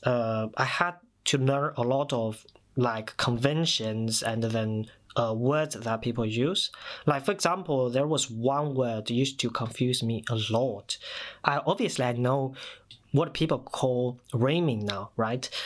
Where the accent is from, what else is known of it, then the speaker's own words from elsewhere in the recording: China; first language Mandarin Chinese; English is a second language; moved away as an adult; now in United Kingdom; I moved to the UK in 2014 from China, so my mother tongue, my first language, is Mandarin Chinese